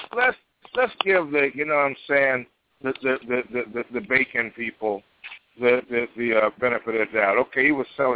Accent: Chicago, Illinois, United States; Chicago, Illinois, my hometown

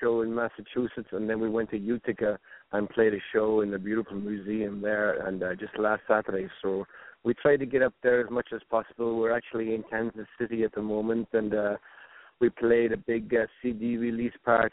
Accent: County Wicklow, Ireland; now in United States; I grew up in County Wicklow, which is about 40 miles south of Dublin on the East Coast

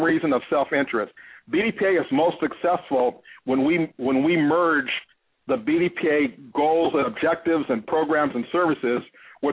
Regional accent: Los Angeles, California, United States; also born or lived in Detroit, Michigan; now in Cincinnati, United States; I was born and raised in Los Angeles

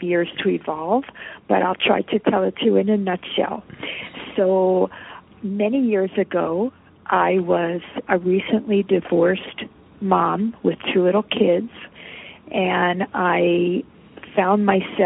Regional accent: Poland; now in Philadelphia, United States; I was born in Poland after the war ended.

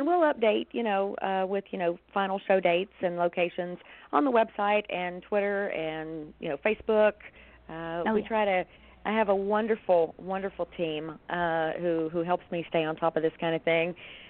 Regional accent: West Virginia, United States; a lot of them in my home state, you know, West Virginia.

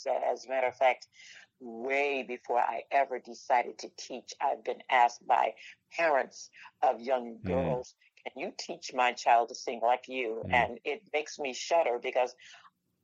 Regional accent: Florida, United States; I want to stay in Florida. I want to stay right here in my hometown

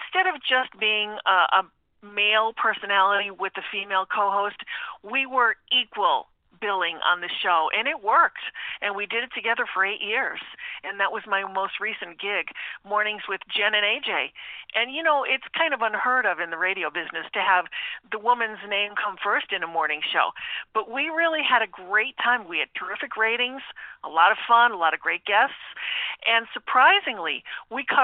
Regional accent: Taylor, Pennsylvania, United States; I'm originally from the Scranton area, from Taylor, Pennsylvania, so I'm a local girl

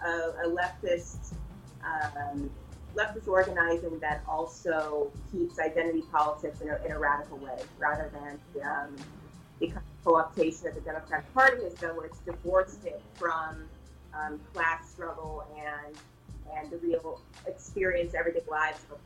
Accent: St. Louis, Missouri, United States; moved away as an adult; now in Chicago, United States; I am from St. Louis originally. My father is a musician, a jazz musician, and an artist. So I grew up in that kind of environment

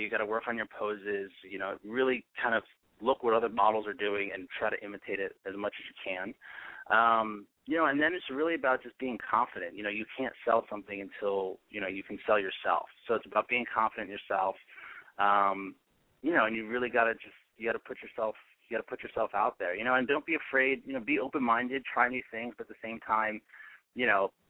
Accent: East Coast, United States; now in Los Angeles, United States; I'm from the East Coast originally

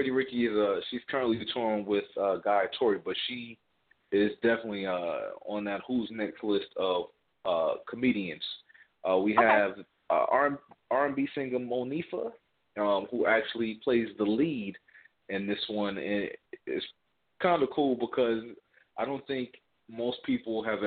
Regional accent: New Jersey, United States; I'm actually from New Jersey, so we started out in New Jersey

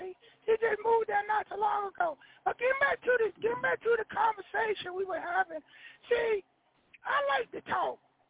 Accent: Compton, California, United States; I'm from Compton.

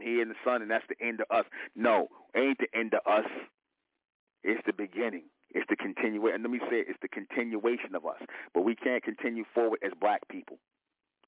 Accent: United States; We are the real Americans.

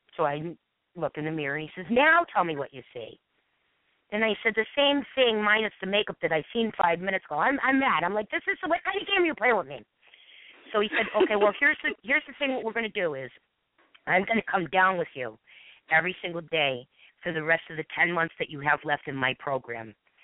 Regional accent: Ireland; And so, I'm Irish and long-winded, and I've proven it.

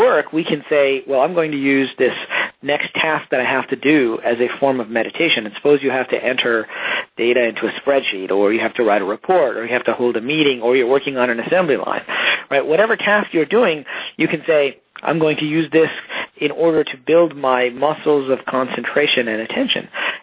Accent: Detroit, Michigan, United States; I grew up in Detroit, middle class

